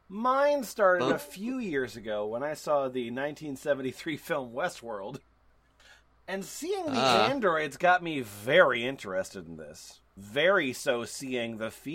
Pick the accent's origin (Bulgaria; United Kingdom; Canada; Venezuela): United Kingdom; Yorkshire and the Humber; I am from North Yorkshire, UK.